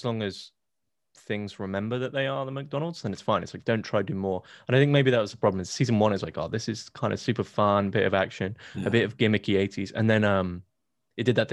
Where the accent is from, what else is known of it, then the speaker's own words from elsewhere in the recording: United Kingdom; I'm British